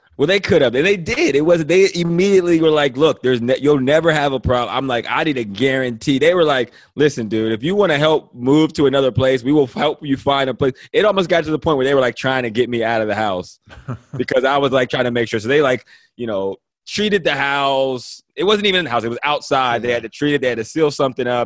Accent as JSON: {"language": "English", "region": "Pennsylvania", "country": "United States", "also_born_or_lived": "Ohio", "moved": "as an adult", "lives_now": "Los Angeles, United States", "said": "I am from Pennsylvania, but I went to school in Ohio at Toledo"}